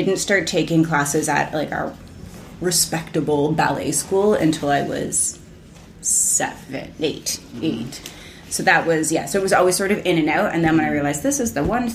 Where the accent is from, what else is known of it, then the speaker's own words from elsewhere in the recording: Oakville, Ontario, Canada; now in Toronto, Canada; I grew up in Oakville